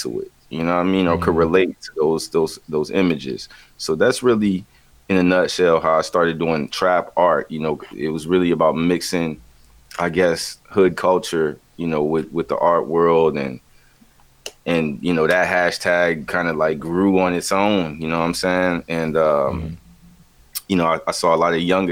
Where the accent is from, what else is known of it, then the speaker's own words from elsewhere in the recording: the Carolinas, United States; growing up in the Carolinas